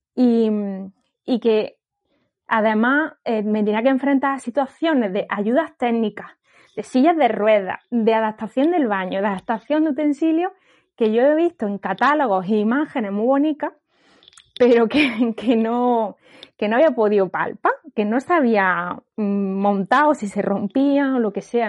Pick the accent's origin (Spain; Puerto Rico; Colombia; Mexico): Spain; Granada, Andalusia; moved away as an adult; also born or lived in northern Spain; mi familia vive en Granada